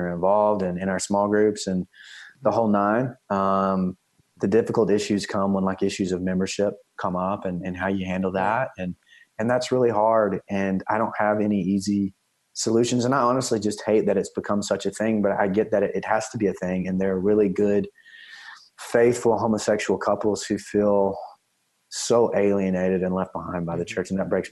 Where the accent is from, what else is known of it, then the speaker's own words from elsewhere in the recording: East Texas, United States; moved away; I'm from East Texas originally